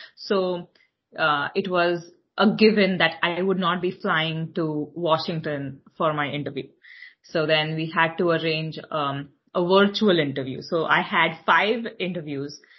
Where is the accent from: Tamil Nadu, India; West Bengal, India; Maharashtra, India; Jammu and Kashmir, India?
Maharashtra, India; Mumbai; moved away as an adult; now in New York, United States; I am born and raised in Mumbai, India.